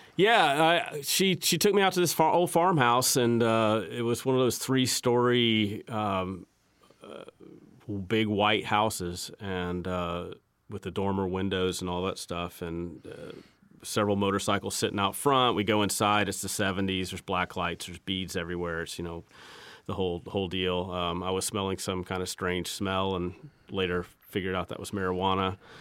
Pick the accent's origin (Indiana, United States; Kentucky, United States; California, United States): Indiana, United States; Terre Haute; now in North Carolina, United States; my hometown in Terre Haute